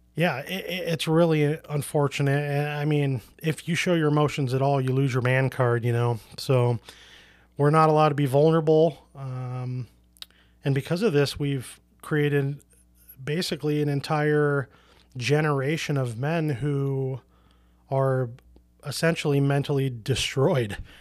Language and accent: English; Portland, Oregon, United States; also born or lived in rural Minnesota; now in Minnesota, United States; I grew up in Portland, Oregon, which is a very liberal hippie city